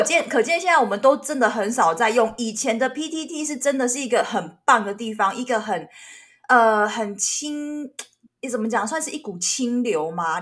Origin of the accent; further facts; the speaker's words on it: Taiwan; 这是台湾味，这是我们台湾人自己懂的这个，就是你知道家乡味。